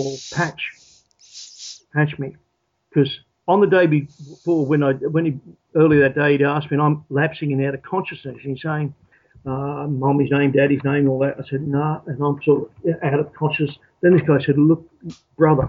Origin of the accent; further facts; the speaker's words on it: Australia; I suppose I'm very much Australian in my way of thinking and so on and manner